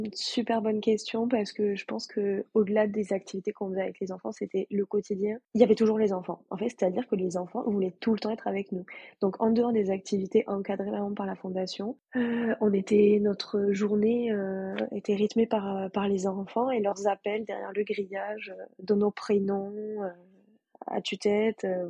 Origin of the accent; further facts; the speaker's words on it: Toulouse, Occitania, France; je suis française, toulousaine